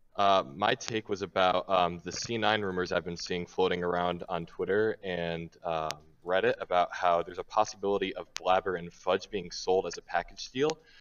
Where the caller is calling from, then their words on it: Cranston, Rhode Island, United States; I'm calling from Cranston, Rhode Island